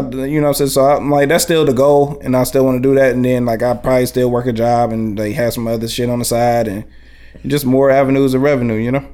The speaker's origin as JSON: {"language": "English", "town": "Highland Park", "country": "United States", "tie": "born or raised there", "also_born_or_lived": "West Side", "said": "I come from Highland Park too. I'm from the West Side, but I've grown up in Highland Park as well"}